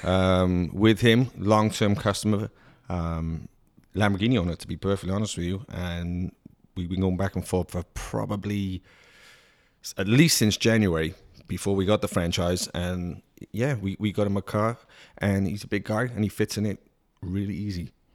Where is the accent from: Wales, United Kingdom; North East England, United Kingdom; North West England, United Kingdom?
Wales, United Kingdom; Cardiff; moved away; born and raised in Cardiff City. in Wales, which is a capital